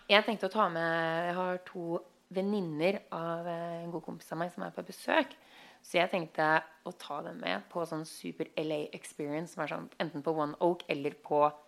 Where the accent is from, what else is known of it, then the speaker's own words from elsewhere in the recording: Norway; now in Los Angeles, United States; vi som nordmenn